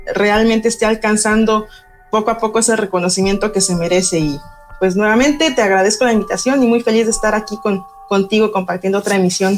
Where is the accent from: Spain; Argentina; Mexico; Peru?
Mexico; Oaxaca; nosotros como oaxaqueños